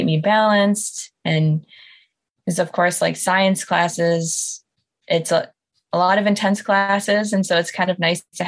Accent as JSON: {"language": "English", "region": "Michigan", "country": "United States", "tie": "born or raised there", "also_born_or_lived": "Wisconsin", "said": "So I grew up in Michigan, and I just kind of jumped across the pond and did undergrad and then came right back here for grad school"}